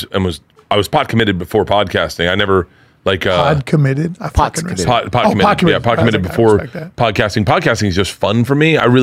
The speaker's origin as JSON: {"language": "English", "town": "Tampa", "region": "Florida", "country": "United States", "tie": "born or raised there", "said": "I grew up in Florida, though."}